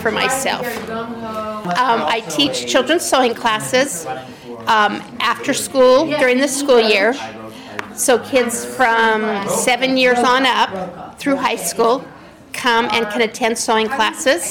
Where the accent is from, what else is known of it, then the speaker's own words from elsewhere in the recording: Rexburg, Idaho, United States; now in Pelham, United States; I grew up in Rexburg, Idaho. Currently I live in Pelham, New York.